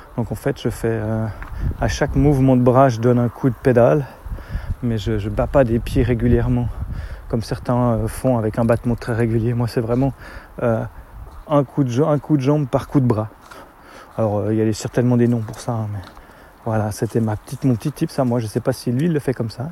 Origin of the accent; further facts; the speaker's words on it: Switzerland; chez nous en Suisse